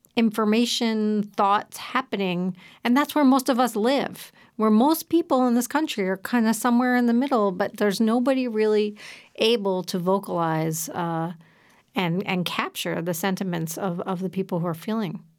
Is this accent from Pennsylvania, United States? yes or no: yes; Philadelphia, Pennsylvania, United States; I grew up in Philadelphia